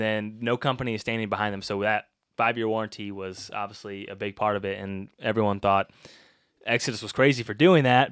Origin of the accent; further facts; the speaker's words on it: Illinois, United States; moved away; I am from Illinois. Originally not too far from here